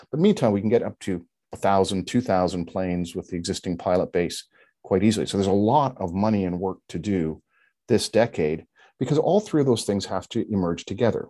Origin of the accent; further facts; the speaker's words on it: Canada; as a Canadian